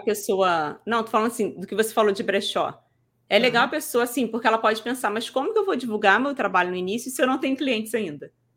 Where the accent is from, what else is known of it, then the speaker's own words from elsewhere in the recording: Rio de Janeiro, Brazil; Eu sou do Rio, gente, da capital